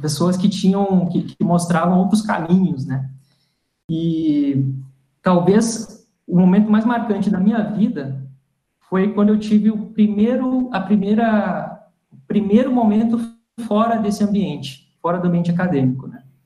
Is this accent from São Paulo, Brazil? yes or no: no; Toropi, Rio Grande do Sul, Brazil; also born or lived in Santa Maria; sou do Rio Grande do Sul, como o Igor comentou também, sou gaúcho, né, sou de Santa Maria, na verdade Toropi